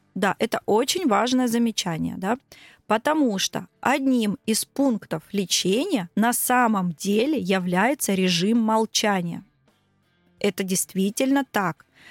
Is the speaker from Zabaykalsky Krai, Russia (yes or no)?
no; Krasnodar, Krasnodar Krai, Russia; я из Краснодара.